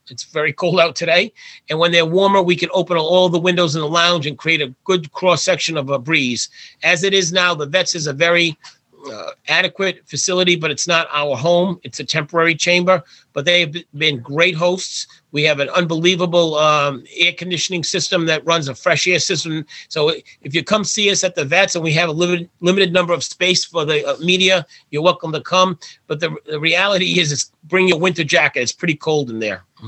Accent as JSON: {"language": "English", "town": "Warwick", "region": "Rhode Island", "country": "United States", "tie": "born or raised there", "said": "my hometown of Warwick"}